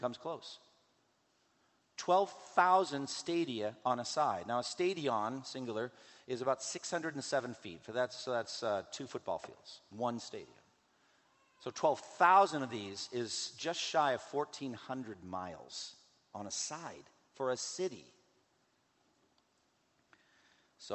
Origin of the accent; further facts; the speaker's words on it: Boston, Massachusetts, United States; my hometown of Boston